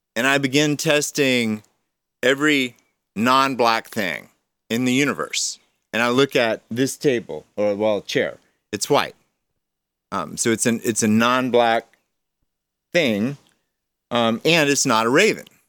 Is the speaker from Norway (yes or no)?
no; Georgia, United States; I was raised in Georgia with a pastor dad